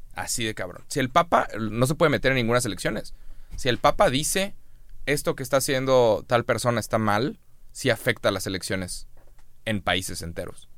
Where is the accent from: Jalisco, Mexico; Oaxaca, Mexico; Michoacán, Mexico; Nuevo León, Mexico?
Nuevo León, Mexico; Monterrey; es un término que usamos en Monterrey